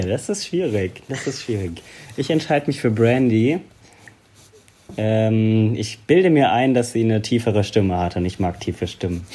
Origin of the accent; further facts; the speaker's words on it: Bad Kreuznach, Rhineland-Palatinate, Germany; also born or lived in Gensingen / Berlin; ich halt hier in der Ecke groß geworden bin. Also so, ja. ich komme aus Bad Kreuznach, bin da geboren